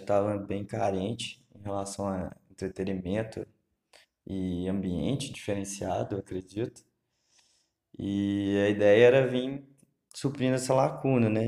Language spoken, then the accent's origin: Portuguese; Lavras, Minas Gerais, Brazil; Sou morador de Lavras, Minas Gerais.